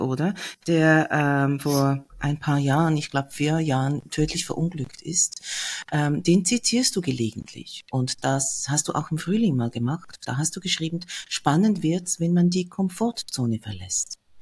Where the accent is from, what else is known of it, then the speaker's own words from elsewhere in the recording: Switzerland; Bei uns ist die größte Stadt Zürich